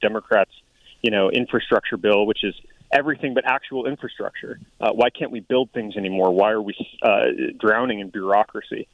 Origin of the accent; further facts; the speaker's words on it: Tucson, Arizona, United States; also born or lived in Colorado; I grew up here in Tucson and in the foothills